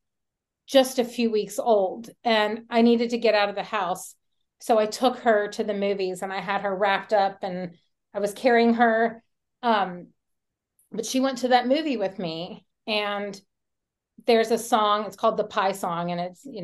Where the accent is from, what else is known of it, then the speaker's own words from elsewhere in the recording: Kentucky, United States; now in Dallas, United States; I'm in Texas and I grew up in Kentucky